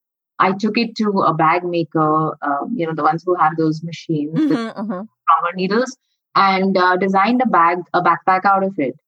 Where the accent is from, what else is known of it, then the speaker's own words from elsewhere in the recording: India; all of us growing up in India at some point realized that we had immense access to artisans and tailors.